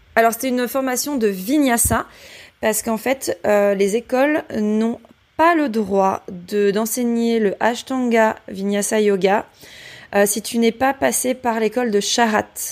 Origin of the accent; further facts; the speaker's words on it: Brittany, France; also born or lived in Rennes / Les Sables-d'Olonne; now in Nantes, France; je suis bretonne